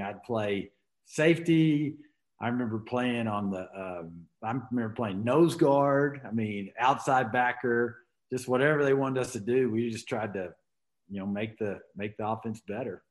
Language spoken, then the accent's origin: English; Arlington, Texas, United States; moved away as an adult; also born or lived in Houston, Texas / Colorado; now in Montrose, United States; I was born uh, in Houston, but was raised in Arlington, Texas, there in between Dallas Fort Worth